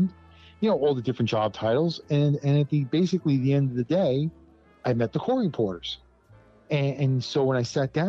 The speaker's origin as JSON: {"language": "English", "town": "New York City", "region": "New York", "country": "United States", "tie": "born or raised there", "said": "I grew up in the Bronx."}